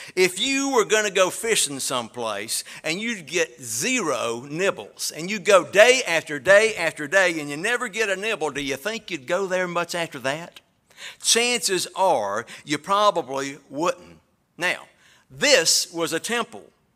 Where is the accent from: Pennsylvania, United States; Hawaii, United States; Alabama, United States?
Alabama, United States; moved away; y'all know I'm from Alabama.